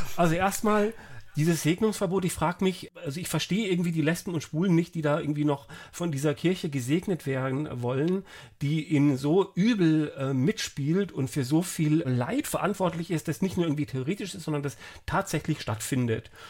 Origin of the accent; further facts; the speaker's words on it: Frankfurt, Hesse, Germany; ich komme ja aus Frankfurt